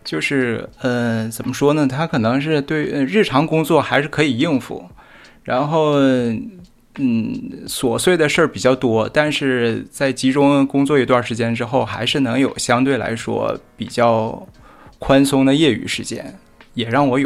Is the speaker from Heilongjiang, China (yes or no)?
yes; Harbin, Heilongjiang, China; accent: northern; 我在哈尔滨， 哦，在哈尔滨， 算算是土生土长吧，但是，呃，祖籍是福建。我爷爷是从福建到的哈尔滨，大概是一九五几年的时候。